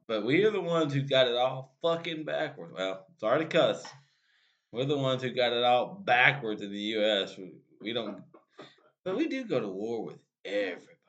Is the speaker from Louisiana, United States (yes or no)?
yes; Louisiana, United States; we were from louisiana